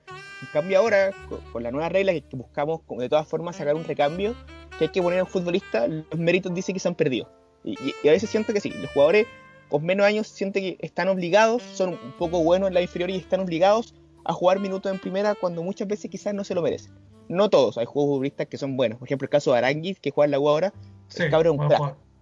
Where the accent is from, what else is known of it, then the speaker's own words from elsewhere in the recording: Chile; somos los chilenos